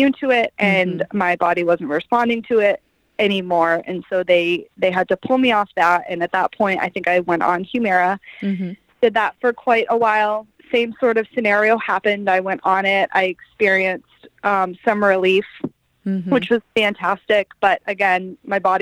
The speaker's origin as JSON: {"language": "English", "region": "Maine", "country": "United States", "moved": "yes", "said": "I'm from Maine. We didn't really have a lot to do up there."}